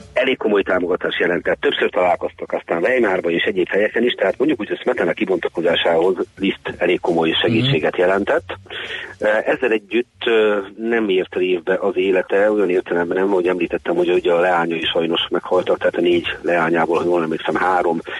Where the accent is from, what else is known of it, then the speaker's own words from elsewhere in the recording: Hungary; mi magyarok